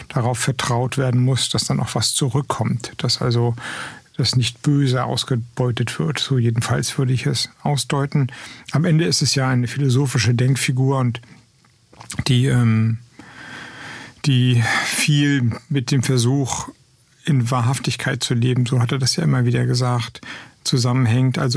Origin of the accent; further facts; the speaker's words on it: West Germany, Germany; ich komme aus dem Westen. Ich habe eine Ahnung, wie es ist, im ländlichen Raum zu leben, weil ich da lange gelebt habe, aber eine Ahnung im ländlichen Raum in Westdeutschland.